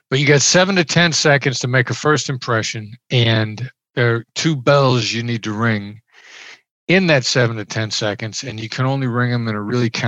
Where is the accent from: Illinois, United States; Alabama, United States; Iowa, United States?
Iowa, United States; I grew up in Iowa. I'm a small town Iowa boy. I know I know the accent doesn't sound like it, but I grew up in small Midwestern town.